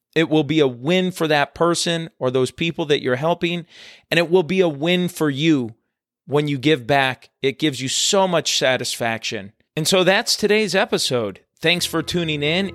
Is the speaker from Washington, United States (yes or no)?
no; Chicago, Illinois, United States; moved away; my roots are back in Chicago. I'm originally from from the Chicago area